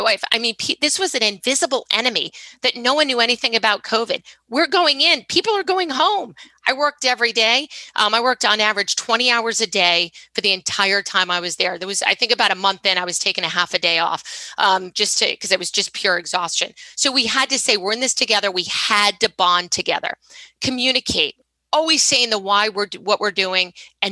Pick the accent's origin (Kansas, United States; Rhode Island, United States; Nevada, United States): Rhode Island, United States; I'm from Rhode Island.